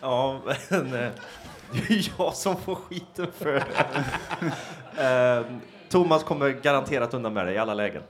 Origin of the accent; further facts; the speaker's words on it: Trollhättan, Västra Götaland, Sweden; jag är från Trollhättan från första början